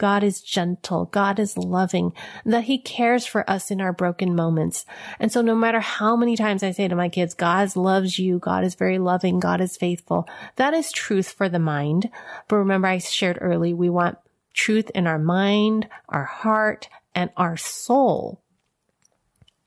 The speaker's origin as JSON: {"language": "English", "town": "San Francisco", "region": "California", "country": "United States", "tie": "born or raised there", "said": "I was born in San Francisco Chinatown."}